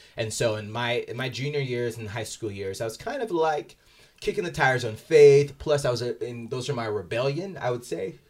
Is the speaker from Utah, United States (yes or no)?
yes; Salt Lake City, Utah, United States; growing up in Salt Lake, the, the primary religion here is the L D S faith